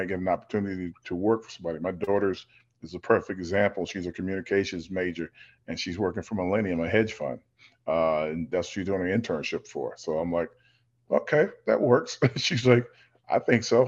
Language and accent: English; the South, United States; moved away; growing up in the South, where we always helped each other do everything